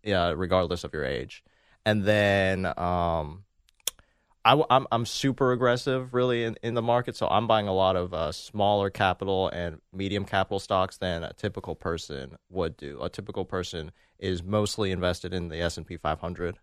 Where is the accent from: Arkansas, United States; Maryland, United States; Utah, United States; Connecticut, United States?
Maryland, United States; I'm from Maryland.